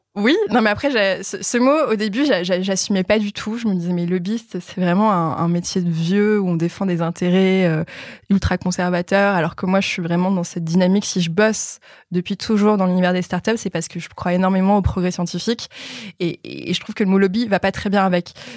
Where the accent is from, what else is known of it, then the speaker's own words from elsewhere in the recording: France; en tant que Français